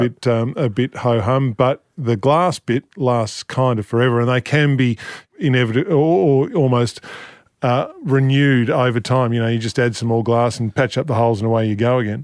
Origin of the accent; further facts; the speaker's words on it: Flinders Island, Tasmania, Australia; I grew up on Flinders Island, uh, which is in the middle of Bass Strait